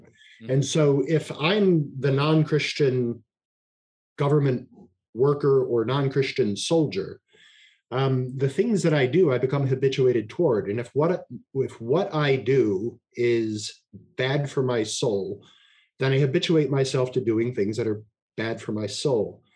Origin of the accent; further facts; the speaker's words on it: Alaska, United States; I was raised in Alaska